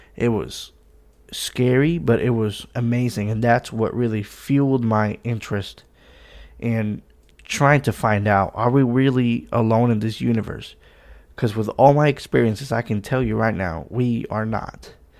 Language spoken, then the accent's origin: English; Puerto Rico; I'm from Puerto Rico, so obviously there's oceans